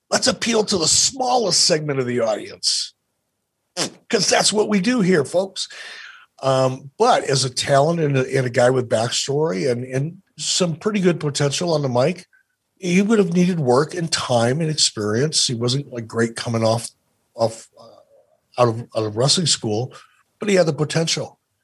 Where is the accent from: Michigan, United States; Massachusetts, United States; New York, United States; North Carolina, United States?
Michigan, United States; Detroit; When I was a little kid growing up in Detroit, my mom used to drop me off at the Eastgate Theater over on Gratiot